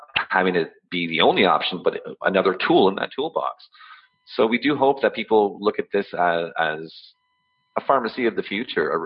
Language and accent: English; Ottawa, Ontario, Canada; I'm born and raised in Ottawa